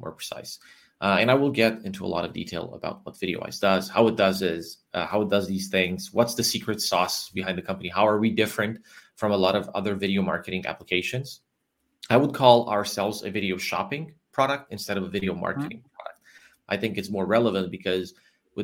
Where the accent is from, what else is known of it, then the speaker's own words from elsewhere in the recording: Transylvania, Romania; also born or lived in New York, United States; I'm originally from Romania, from Transylvania. I still live in Transylvania